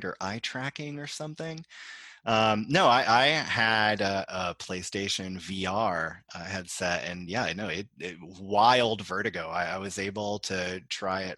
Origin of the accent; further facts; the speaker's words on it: Houston, Texas, United States; growing up in Texas